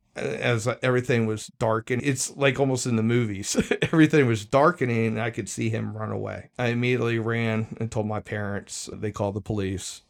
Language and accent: English; Arlington, Virginia, United States; I spent the first twelve years of my life in Arlington County